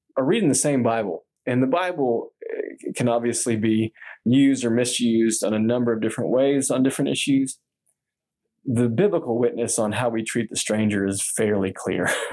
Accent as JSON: {"language": "English", "region": "Texas", "country": "United States", "said": "I'm from Texas"}